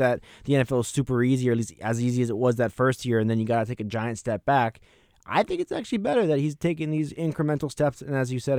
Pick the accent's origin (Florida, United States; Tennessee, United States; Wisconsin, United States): Florida, United States; Miami; I grew up in Miami. I'll tell you, it's hot every day, including Christmas Day.